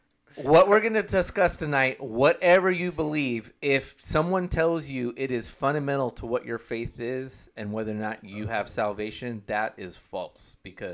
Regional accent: Oklahoma, United States; I grew up in Oklahoma.

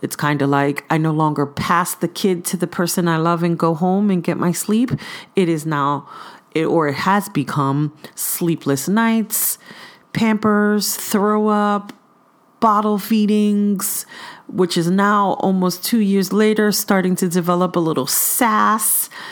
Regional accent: New York City, New York, United States; now in East Bay, California, United States; I'm originally from Brooklyn, New York, by ways of East Flatbush

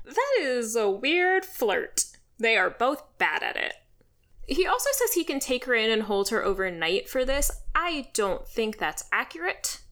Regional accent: Washington, District of Columbia, United States; I grew up in the Washington, D C area

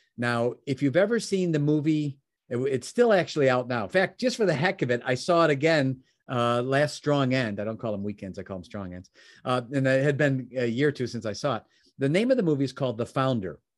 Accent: Chicago, Illinois, United States; also born or lived in Oak Brook, Illinois; I was from Chicagoland area

